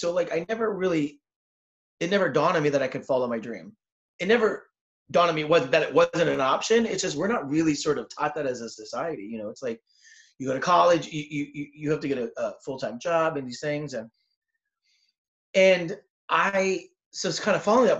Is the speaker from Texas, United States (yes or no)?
no; Southern California, United States; I'm from Southern California